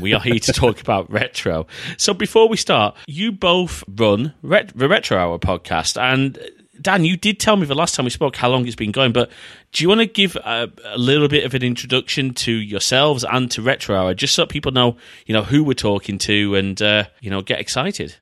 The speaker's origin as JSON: {"language": "English", "country": "United Kingdom", "said": "as British retro fans"}